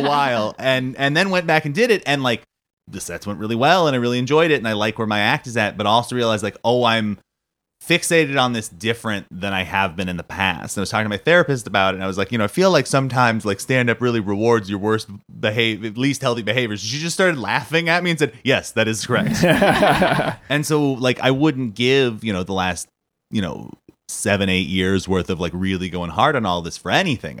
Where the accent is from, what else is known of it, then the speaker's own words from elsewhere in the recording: Southern California, United States; I am a California native, like, 'cause I was born and raised in Southern California.